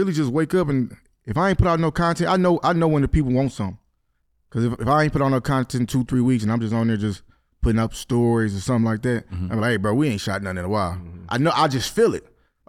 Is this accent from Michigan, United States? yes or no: yes; Detroit, Michigan, United States; I grew up on the east side of Detroit.